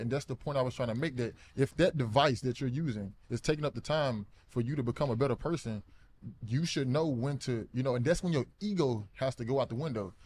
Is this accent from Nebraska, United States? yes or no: no; Alabama, United States; moved away as an adult; also born or lived in Arizona; I grew up in Alabama